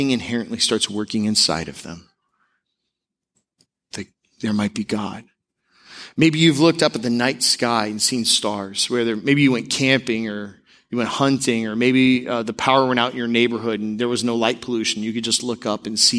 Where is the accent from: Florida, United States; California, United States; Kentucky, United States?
Florida, United States; Tampa; when I was growing up in the Tampa area, we went to Albertson's